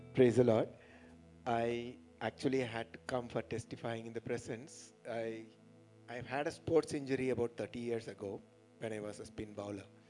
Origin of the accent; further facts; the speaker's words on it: Madurai, Tamil Nadu, India; from Madurai, working in railways